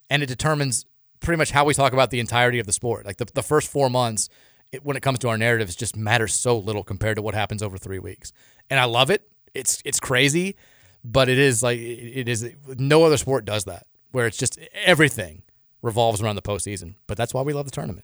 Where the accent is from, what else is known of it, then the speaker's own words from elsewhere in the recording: Louisville, Kentucky, United States; we're all Louisvillians